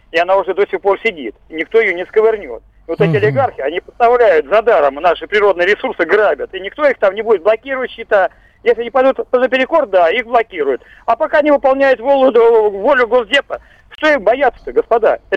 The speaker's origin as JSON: {"language": "Russian", "country": "Russia", "also_born_or_lived": "Podolsk", "said": "мы мужики русские такие прямые, хорошие"}